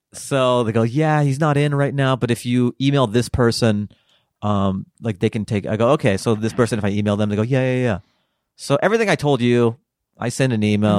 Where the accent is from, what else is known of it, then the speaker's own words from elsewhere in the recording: Seattle, Washington, United States; I grew up in the Pacific Northwest